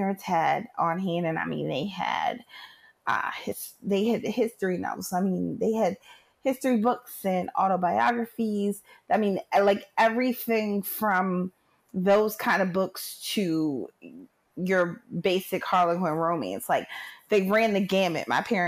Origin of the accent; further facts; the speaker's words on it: Philadelphia, Pennsylvania, United States; I'm from Philly, born and raised